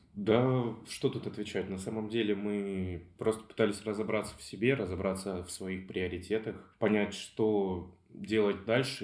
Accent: Belgorod, Belgorod Oblast, Russia; я диджитальщик из Белгорода

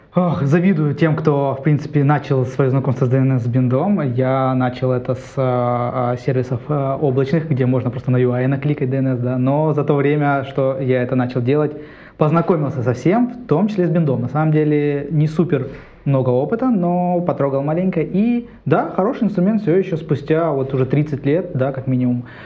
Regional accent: Krasnoyarsk, Krasnoyarsk Krai, Russia; moved away as an adult; now in Saint Petersburg, Russia; Я уехал из Сибири, там, э, от жары как раз приехал сюда

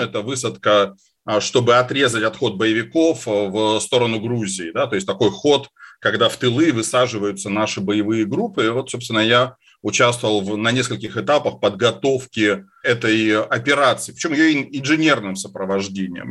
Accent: Caucasus, Russia; moved away; я вырос на Кавказе

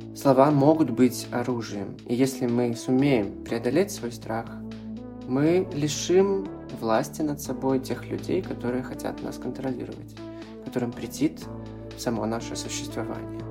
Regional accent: Belarus; я активист из Беларуси

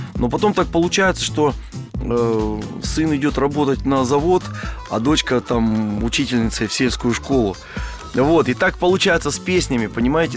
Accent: Siberia, Russia; moved away as an adult; also born or lived in Novosibirsk / Moscow; это моя родина, моя малая родина, это Сибирь

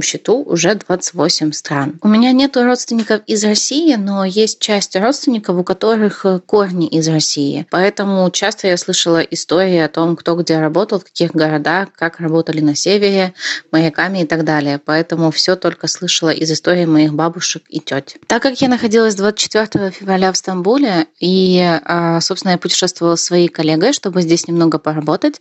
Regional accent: Korsun-Shevchenkivskyi, Cherkasy Oblast, Ukraine; moved away as an adult; also born or lived in Kyiv; Я родилась в Украине и выросла там, э, а именно в маленьком городке, который называется Корсун Шевченковский

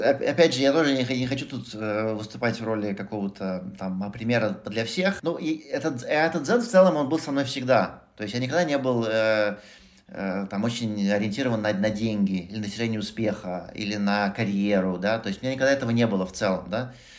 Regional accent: Moscow, Russia; moved away; я родился в Москве, вырос в Москве

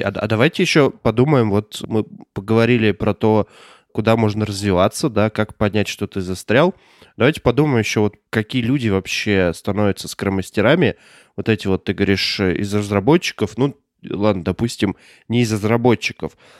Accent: Omsk, Omsk Oblast, Russia; Я из Омска

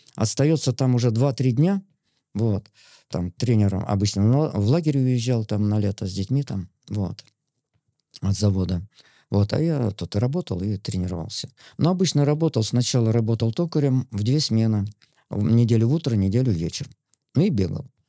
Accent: Yemelyanovo, Smolensk Oblast, Russia; moved away; я родился на Смоленщине, такой глухой деревушке Емельяново называется

